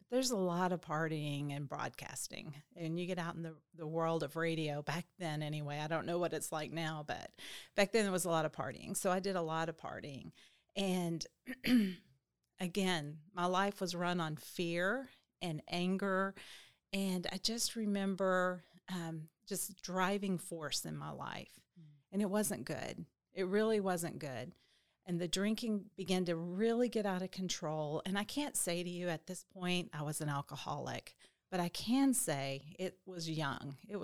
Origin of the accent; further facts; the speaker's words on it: Little Rock, Arkansas, United States; I was raised in Little Rock, Arkansas, and pretty typical, you know, childhood mom and a dad.